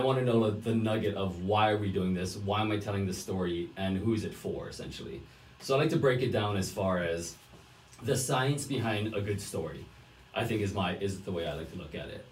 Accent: Hawaii, United States; moved away as an adult; I'm originally from Hawaii

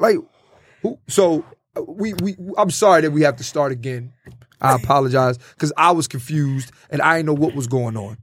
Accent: Philadelphia, Pennsylvania, United States; I'm from Philly

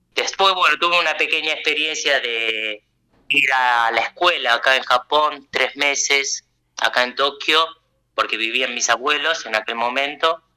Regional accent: La Plata, Buenos Aires Province, Argentina; moved away as an adult; now in Japan; yo nací, crecí, me eduqué allá en la Argentina

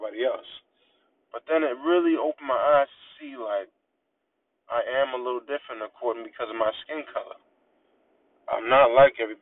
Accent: Natick, Massachusetts, United States; Growing up, I'm from Natick, Massachusetts

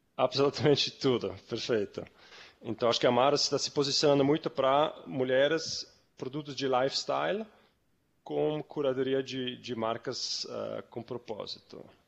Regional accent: Zurich, Switzerland; moved away as an adult; also born or lived in New York, United States; now in Brazil; Eu, eu sou suíço, eu sou de Zurique. Eu ah, morei ah, até 20 anos morei lá na Suíça

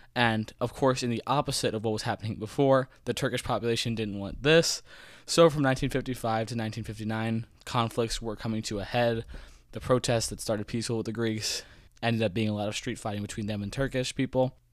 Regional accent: Broward County, Florida, United States; I'm from Broward

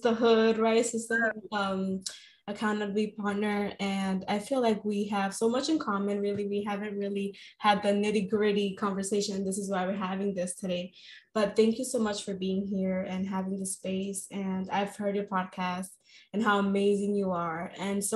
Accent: New York City, New York, United States; born and raised in Washington Heights

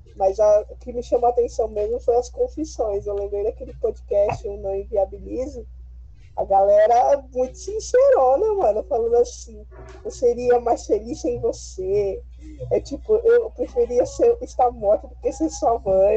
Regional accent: São Paulo, Brazil; eu sou de São Paulo

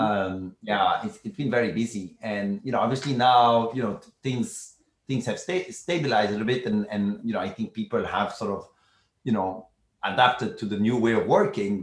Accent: Brussels, Brussels-Capital Region, Belgium; I'm from Brussels, Belgium originally. I grew up there.

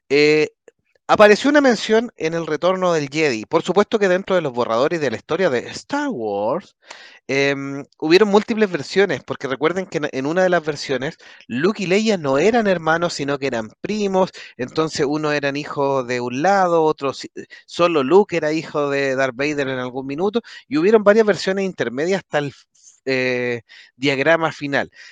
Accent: Chile; es que como los chilenos somos ambivalentes

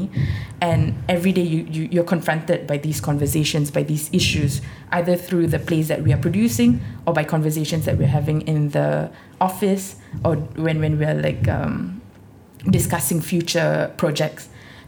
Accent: India; being Indian, being Muslim, being female, I never really realized it until at some point in my 20s or something.

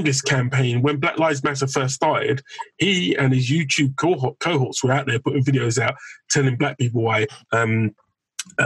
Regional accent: London, United Kingdom; I grew up in Fulham and I always had a mix of people

